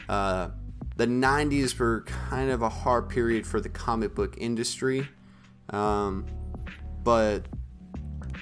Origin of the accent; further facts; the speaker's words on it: northern Maine, United States; when me and my family, we lived in northern Maine, in my small town, my hometown